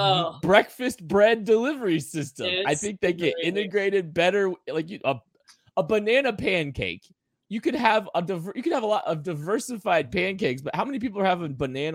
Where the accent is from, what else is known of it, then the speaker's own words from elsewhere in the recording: Kansas, United States; We grew up in Kansas.